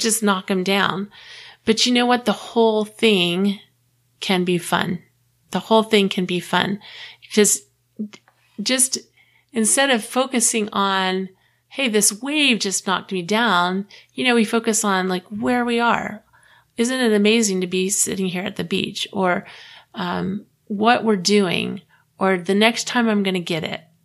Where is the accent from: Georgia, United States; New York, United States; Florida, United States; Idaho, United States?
Florida, United States; Clearwater; moved away as an adult; also born or lived in Texas; I grew up in Clearwater, Florida